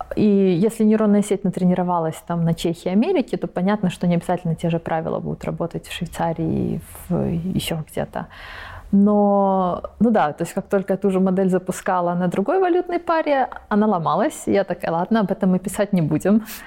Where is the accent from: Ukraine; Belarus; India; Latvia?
Belarus; moved away as an adult; also born or lived in Prague, Czech Republic; now in California, United States; Я родом из Беларуси. Родилась, жила 18 лет, училась потом в Чешской республике, в Праге